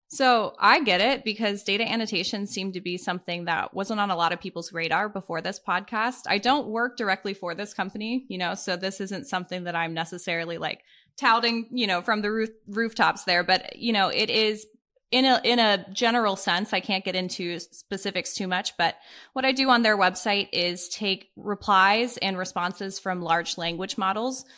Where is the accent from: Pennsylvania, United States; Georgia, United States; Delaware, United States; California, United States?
Pennsylvania, United States; Pittsburgh; now in Columbus, United States; I grew up in Pittsburgh with both of my parents and my younger brother